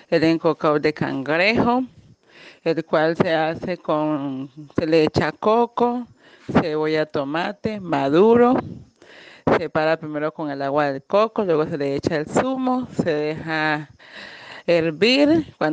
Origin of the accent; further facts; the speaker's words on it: Tumaco, Nariño, Colombia; de la región del Pacífico, eh, municipio Tumaco.